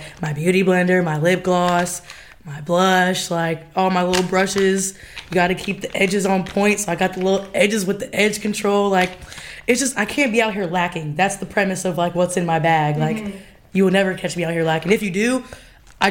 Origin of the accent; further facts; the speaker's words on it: Champaign, Illinois, United States; moved away as an adult; now in Chicago, United States; I'm born and raised in Champaign, Illinois